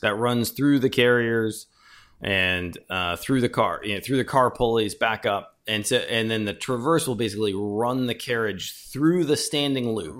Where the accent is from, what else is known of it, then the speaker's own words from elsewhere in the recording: Chicago, Illinois, United States; moved away as an adult; also born or lived in Ithaca / San Diego; born and raised in Chicago